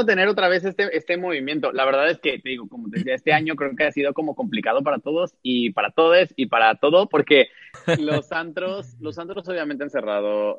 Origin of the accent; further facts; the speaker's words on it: Cancún, Quintana Roo, Mexico; also born or lived in Mexico City; yo nací en la Ciudad de México, pero ya tengo ahorita seis años que regresé a vivir a Cancún. Y digo regresé porque yo crecí aquí